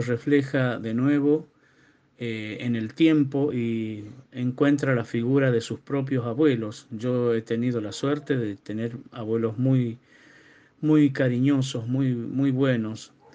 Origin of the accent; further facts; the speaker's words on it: Tucumán, Argentina; now in Colinas del Cerro, Argentina; vivo en Colinas del Cerro, eh, nací en Tucumán